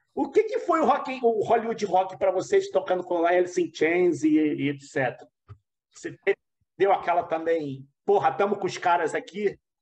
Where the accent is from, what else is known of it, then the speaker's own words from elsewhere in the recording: Rio de Janeiro, Brazil; eu sou do Rio